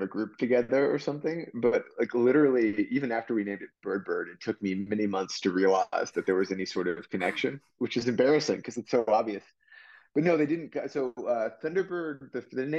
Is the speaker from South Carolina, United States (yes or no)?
no; Austin, Texas, United States; also born or lived in Charlottesville, Virginia; I'm from Austin originally, actually, although I partially grew up in Charlottesville, Virginia